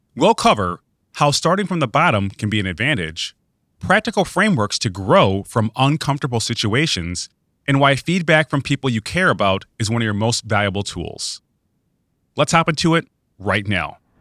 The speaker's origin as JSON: {"language": "English", "town": "Webster", "region": "New York", "country": "United States", "tie": "born or raised there", "said": "I grew up in Webster, New York, which is a suburb of Rochester, New York."}